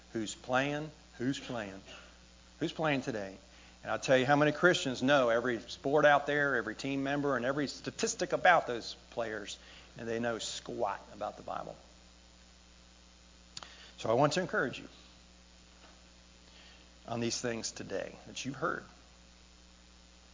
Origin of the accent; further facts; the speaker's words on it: United States; I'm from America